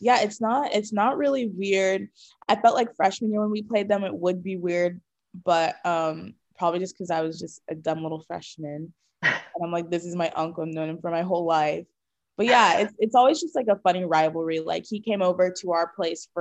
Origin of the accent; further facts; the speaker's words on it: Northern California, United States; growing up in Northern California